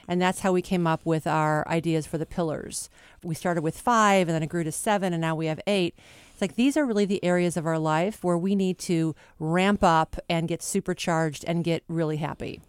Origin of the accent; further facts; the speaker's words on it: Chicago, Illinois, United States; moved away as an adult; now in Los Angeles, United States; We're both from Chicago